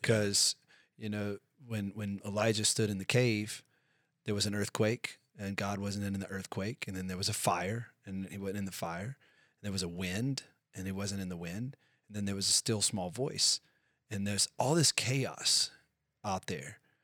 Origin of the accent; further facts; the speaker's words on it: United States; we're both American citizens